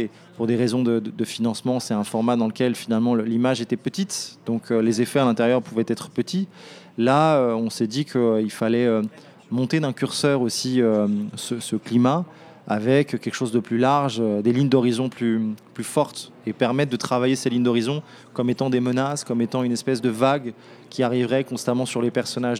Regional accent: France; j'ai grandi dans un pays qui offre une, pluralité dans le cinéma, entre les salles à euh, les réseaux Pathé, UGC, MK2

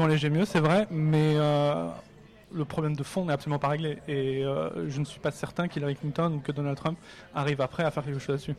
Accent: France; En tant que Français

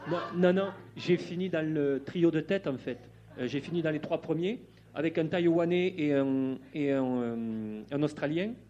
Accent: Bagnères-de-Bigorre, Occitania, France; j'ai été initié à la pêche par mon grand-père dans les Pyrénées, parce que je suis originaire de Bagnères de Bigorre.

